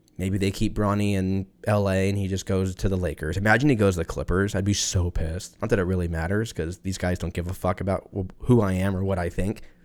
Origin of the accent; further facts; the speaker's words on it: United States; I'm American